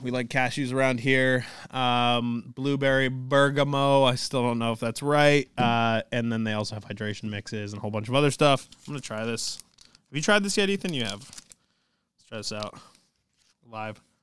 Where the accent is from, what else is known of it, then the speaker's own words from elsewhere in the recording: New England, United States; I'm from New England